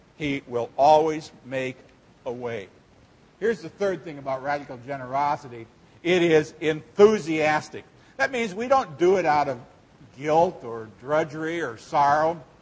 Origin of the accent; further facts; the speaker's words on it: Seward, Nebraska, United States; when I was a kid, uh, growing up in Seward, Nebraska